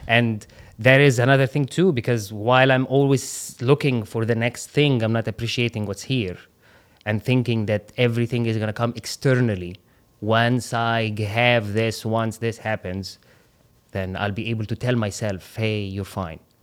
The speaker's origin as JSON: {"language": "English", "country": "Qatar", "tie": "born or raised there", "also_born_or_lived": "Egypt", "moved": "yes", "said": "I grew up in Qatar"}